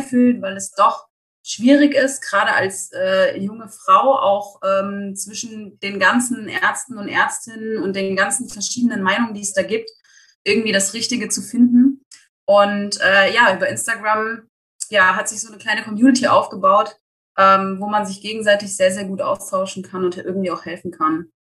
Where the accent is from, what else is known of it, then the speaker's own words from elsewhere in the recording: Eschwege, Hesse, Germany; now in Erfurt, Germany; Ich komme ursprünglich aus Eschwege, äh, lebe aber inzwischen in Erfurt